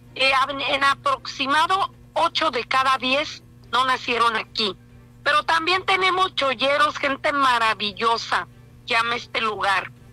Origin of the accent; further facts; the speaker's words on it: Los Cabos, Baja California Sur, Mexico; regreso con la frente en alto, a servir a mi pueblo de los cabos